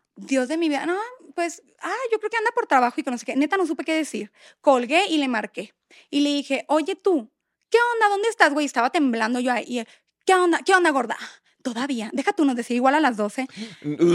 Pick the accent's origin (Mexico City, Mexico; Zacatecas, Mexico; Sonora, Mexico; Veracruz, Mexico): Sonora, Mexico; Hermosillo; moved away as an adult; also born or lived in Monterrey; Somos de Hermosillo, para los que no sepan, pero vivíamos en Monterrey